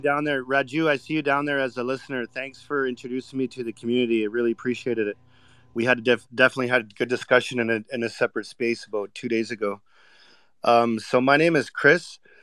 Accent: Vancouver, British Columbia, Canada; I was born and raised in Vancouver

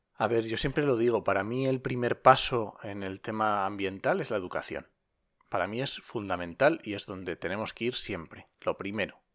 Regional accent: Asturias, Spain; now in La Mancha, Spain; yo soy asturiano

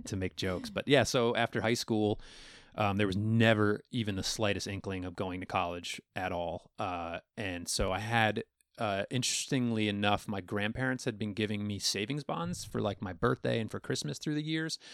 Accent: Western New York, United States; accent: Long Island; also born or lived in Long Island, New York / Austin / Oakland; I had a very thick Long Island accent up until about eleven years old when we moved to Western New York

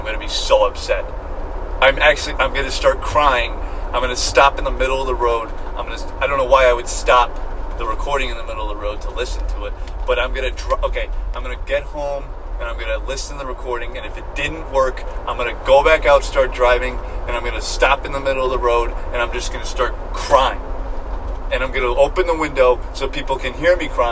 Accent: New York, United States; moved away; I'm from New York

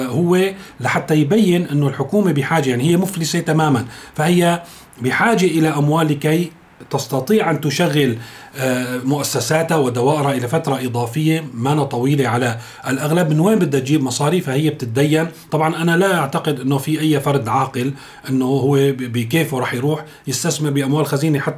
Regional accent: Syria; المشكله عندنا بسوريا انه الحقيقه اذا بنراجع الموازنه

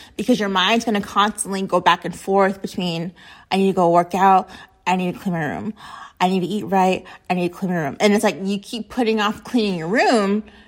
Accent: United States; being American

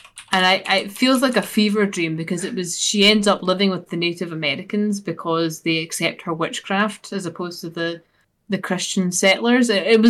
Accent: Scotland, United Kingdom; accent: Scottish; This is me getting my fix of my Scottish accent and my weekly one for that.

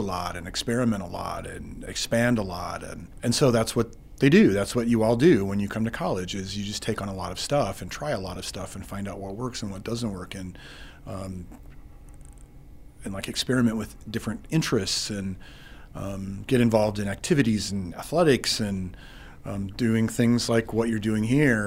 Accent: Eastern Montana, United States; moved away as an adult; also born or lived in Dillon, Montana; now in Billings, United States; I'm from Eastern Montana

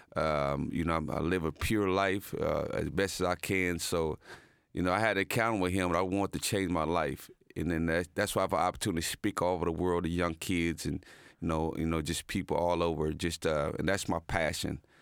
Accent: Muncie, Indiana, United States; moved away as an adult; also born or lived in Dallas, Texas; my hometown of Delaware County

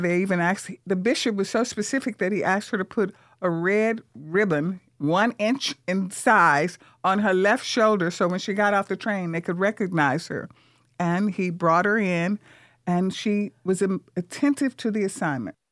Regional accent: Vicksburg, Mississippi, United States; now in San Antonio, United States; Vicksburg, Mississippi, from the segregated South where I grew up

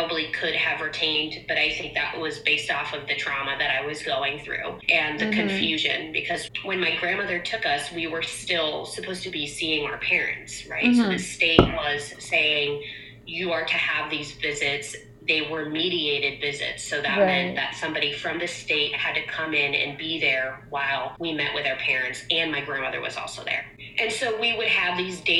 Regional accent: Portland, Maine, United States; moved away; I'm from Portland, Maine.

